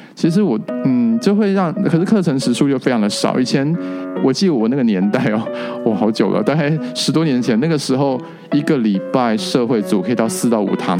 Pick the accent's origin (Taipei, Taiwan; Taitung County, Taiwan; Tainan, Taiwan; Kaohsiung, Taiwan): Taitung County, Taiwan; now in Hualien, Taiwan; 我是来自台东北南组，然后打马拉高的。那因为我是一半外省人，一半原住民部落这样子出来的